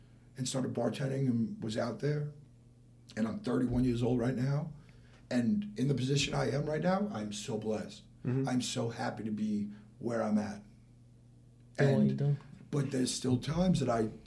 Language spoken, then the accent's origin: English; West Islip, New York, United States; now in West Palm Beach, United States; I'm from Long Island. West Ice of New York